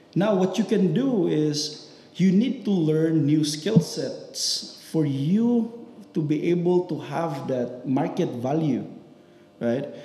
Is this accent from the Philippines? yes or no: yes; Philippines; now in United Arab Emirates; as a Filipino